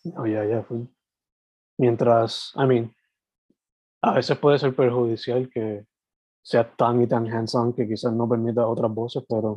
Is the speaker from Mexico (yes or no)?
no; Sabana Grande, Puerto Rico; now in San Juan metro area, Puerto Rico; yo soy original de Sabana Grande, que es el sureste, suroeste, y ahora viviendo en la metro